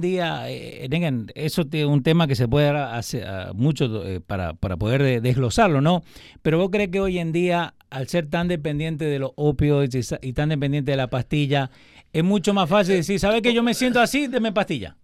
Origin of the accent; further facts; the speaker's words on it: Argentina; Yo siendo argentino